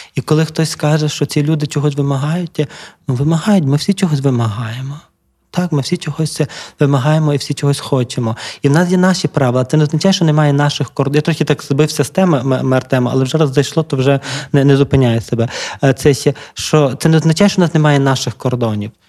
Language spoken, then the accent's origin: Ukrainian; Lviv, Lviv Oblast, Ukraine; я така ж львів'яни, бо я зі Львова